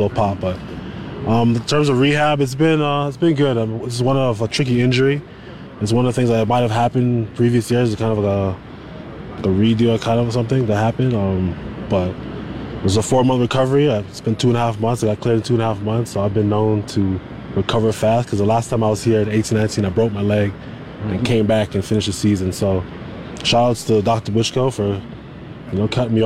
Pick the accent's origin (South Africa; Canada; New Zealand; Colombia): Canada; Toronto, Ontario; I won a Grey Cup in my hometown